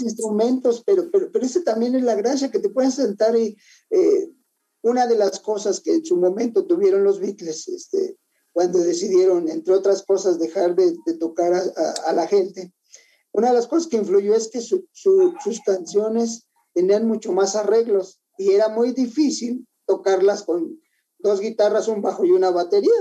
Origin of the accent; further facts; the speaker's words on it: Mexico City, Mexico; soy de la Ciudad de México